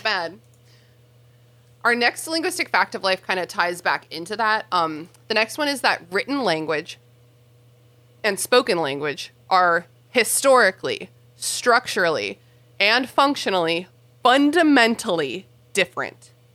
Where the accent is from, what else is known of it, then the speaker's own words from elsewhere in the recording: Mid-Atlantic United States, United States; mid-Atlantic uh, Americans